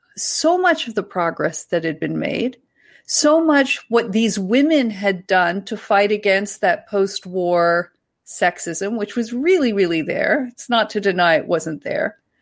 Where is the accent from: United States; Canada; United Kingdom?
Canada; Ontario; accent: Ontario / East Coast Canadian